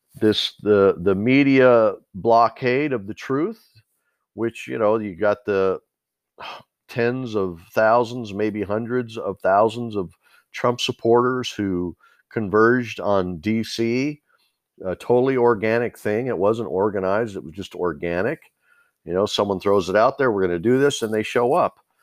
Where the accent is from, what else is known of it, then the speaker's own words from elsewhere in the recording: United States; We as the American people